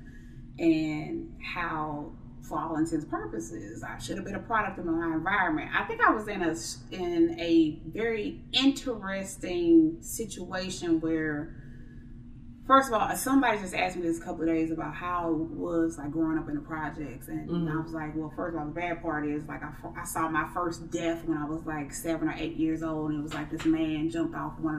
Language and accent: English; St. Louis, Missouri, United States; I am from St. Louis, Missouri